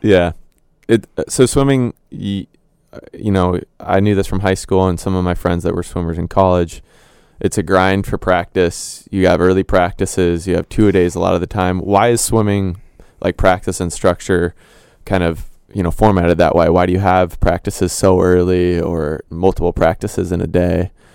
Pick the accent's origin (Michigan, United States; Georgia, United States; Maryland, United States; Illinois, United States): Illinois, United States; moved away; I'm from Illinois